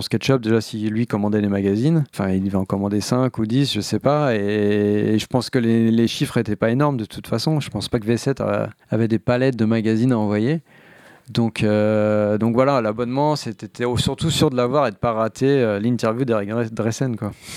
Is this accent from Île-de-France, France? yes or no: yes; Barcy, Île-de-France, France; j'ai grandi à Barcy, qui est un village de 250 habitants